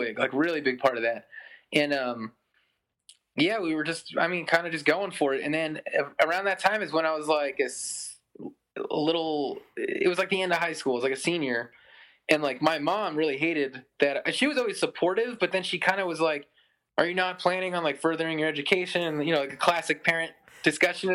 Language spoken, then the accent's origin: English; Pennsylvania, United States; also born or lived in New York City, New York; I was born in New York City, but then moved to Pennsylvania when I was like in like third grade or something